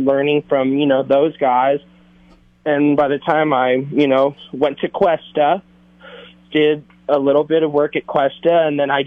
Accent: Thousand Oaks, California, United States; I was born and I grew up in Ventura County, Thousand Oaks

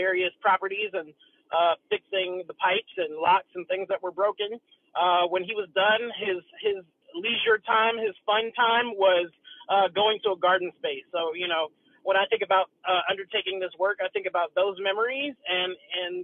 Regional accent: Tennessee, United States; I'm a country boy. I'm from Tennessee.

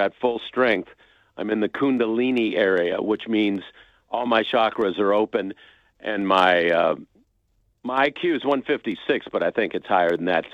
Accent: Los Angeles, California, United States; I grew up in Southern California in the San Fernando Valley

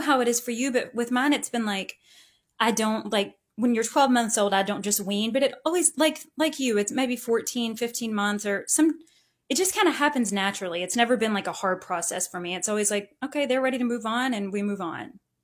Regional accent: Owensboro, Kentucky, United States; I grew up in Owensboro and I'm the oldest of five kids.

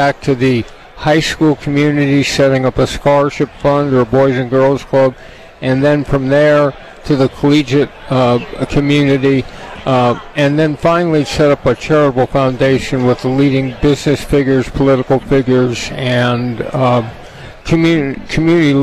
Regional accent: Southern California, United States; I'm from Southern California. We don't really grow up, you know, going outside our homes on a pond skating

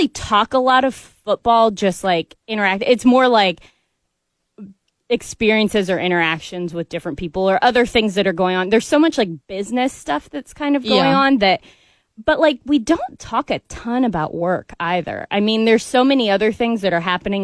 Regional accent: Columbia, Missouri, United States; moved away as an adult; now in Atlanta, United States; I grew up in Columbia too

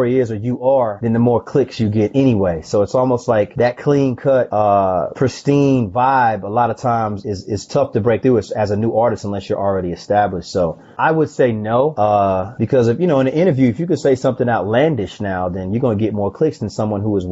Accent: the South, United States; I'm a country boy. I'm from the South

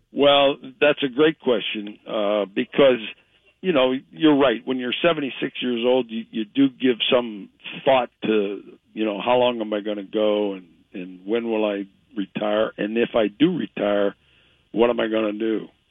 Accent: Ohio, United States; moved away; I grew up in Ohio

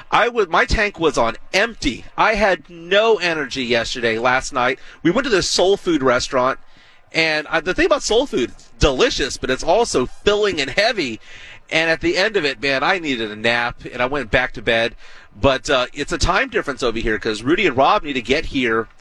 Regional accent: Texas, United States; we're from Texas.

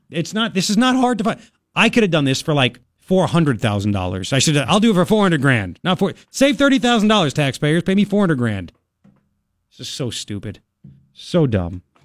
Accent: Long Island, New York, United States; now in Tucson, United States; when I grew up in Long Island

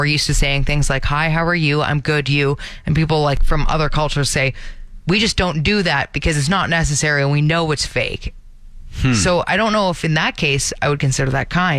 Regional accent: Canada; being Canadian

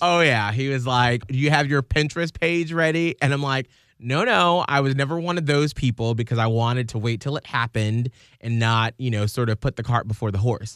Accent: Atlanta, Georgia, United States; now in Saint Petersburg, United States; I'm from Atlanta

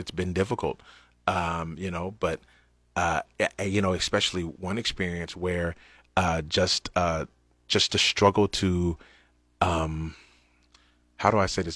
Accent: United States; as American Christians

